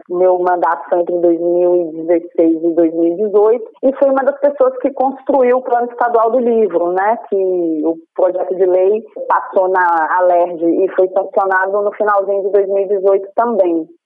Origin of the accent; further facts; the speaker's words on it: interior of Bahia, Brazil; now in Rio de Janeiro, Brazil; Eu sou uma pessoa que, que vim do interior da Bahia, então eu morei no interior da Bahia na década de 80, 90